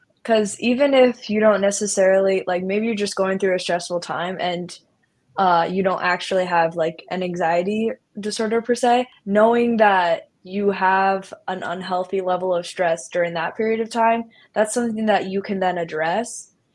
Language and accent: English; Iowa, United States; I'm from Iowa